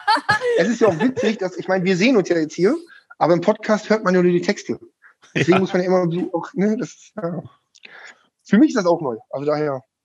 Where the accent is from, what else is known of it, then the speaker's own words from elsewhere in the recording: Schüttorf, Lower Saxony, Germany; moved away as an adult; now in Lingen, Germany; ich bin seit sieben Jahren jetzt Lingener, ich komme eigentlich aus Schüttow.